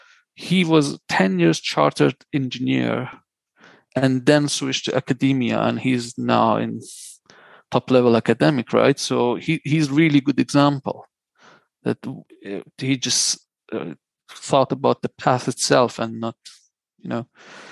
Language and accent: English; Iran; also born or lived in Luxembourg; now in United Kingdom; When I came to Europe from Iran, I went to Luxembourg, which is a slightly small country.